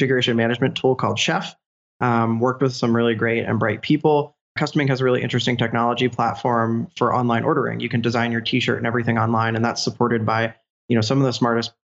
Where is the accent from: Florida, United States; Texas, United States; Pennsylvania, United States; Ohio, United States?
Pennsylvania, United States; also born or lived in Pittsburgh; I'm from Pennsylvania, but I moved to Pittsburgh in 2009